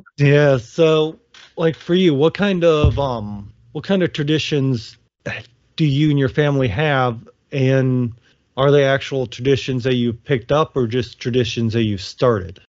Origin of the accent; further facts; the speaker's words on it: Ohio, United States; moved away; I grew up in in Ohio